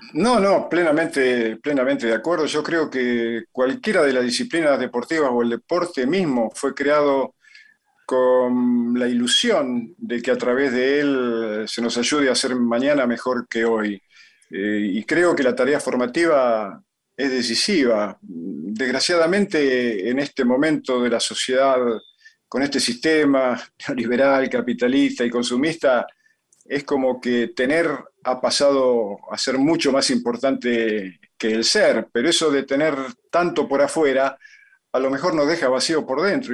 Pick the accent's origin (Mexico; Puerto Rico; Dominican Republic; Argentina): Argentina; Yo nací en Argentina porque, bueno, porque mi mamá estaba acá